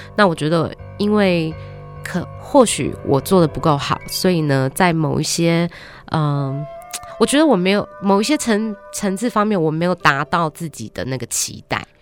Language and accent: Chinese; Australia; moved away as an adult; now in Taiwan; 我在台湾出生，七岁只是时候就跟爸爸妈妈移民到澳洲